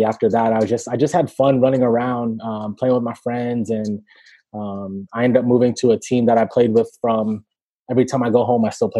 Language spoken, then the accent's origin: English; Tampa, Florida, United States; So I was a big baseball fan growing up in Tampa.